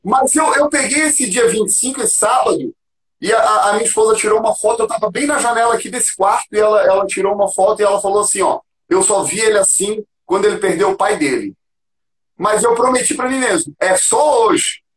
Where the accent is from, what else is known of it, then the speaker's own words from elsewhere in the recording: Florianópolis, Santa Catarina, Brazil; moved away as an adult; also born or lived in São Paulo; now in Curitiba, Brazil; eu sou de Floripa, sou manezinho da ilha